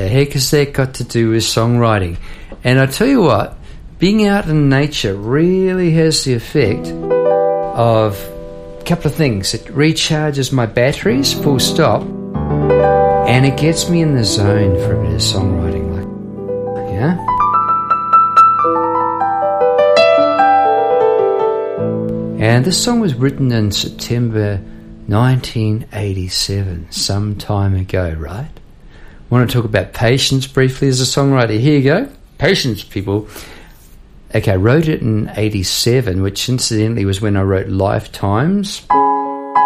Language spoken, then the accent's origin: English; New Zealand; now in Melbourne, Australia; as a New Zealander